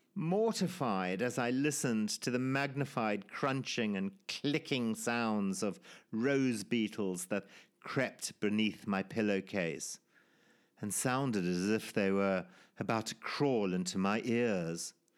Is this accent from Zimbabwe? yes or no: yes; Zimbabwe; born or raised there